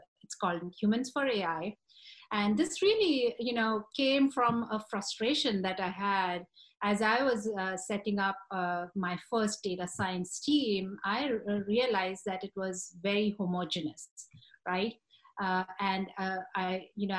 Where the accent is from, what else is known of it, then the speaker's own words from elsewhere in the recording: India; moved away as an adult; now in United States; I grew up in India